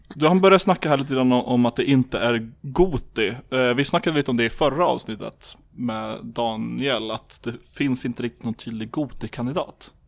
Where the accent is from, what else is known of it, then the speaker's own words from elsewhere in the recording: Lapland, Sweden; jag är uppvuxen i Lappland